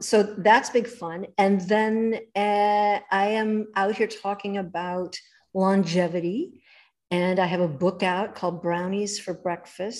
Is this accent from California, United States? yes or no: yes; Los Angeles, California, United States; moved away; I'm from Hollywood